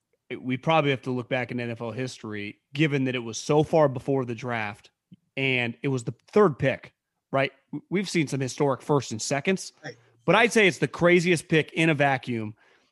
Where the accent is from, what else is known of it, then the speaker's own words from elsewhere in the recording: Sacramento, California, United States; I grew up around the Sacramento area.